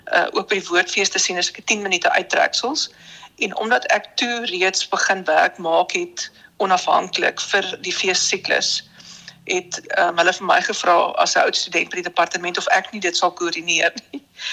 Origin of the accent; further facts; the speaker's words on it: Bloemfontein, Free State, South Africa; moved away; also born or lived in Bellville / Cape Town / Danielsrus; ek het hoofsaaklik groot geword in die Vrystaat